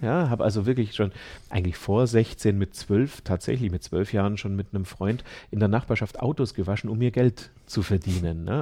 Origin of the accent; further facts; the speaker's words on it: Ulm, Baden-Württemberg, Germany; now in Landshut, Germany; Ich bin in Ulm geboren